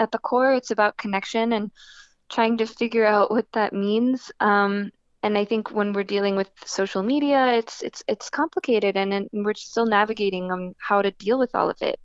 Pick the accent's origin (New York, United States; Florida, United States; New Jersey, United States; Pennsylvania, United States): New Jersey, United States; I was born and raised in New Jersey.